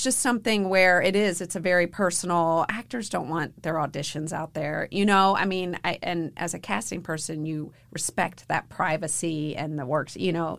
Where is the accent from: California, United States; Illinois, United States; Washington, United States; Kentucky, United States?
Kentucky, United States; Louisville; moved away; I was raised in Louisville